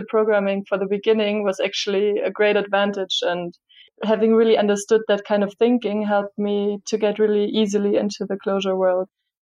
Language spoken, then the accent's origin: English; southwest Germany, Germany; moved away as an adult; also born or lived in United States / Berlin, Germany; I'm originally from like the southwest of Germany